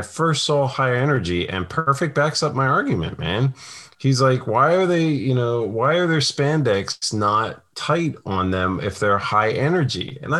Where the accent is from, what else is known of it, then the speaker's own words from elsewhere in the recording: Kentucky, United States; Yes, I'm from Kentucky and I still don't believe in voodoo.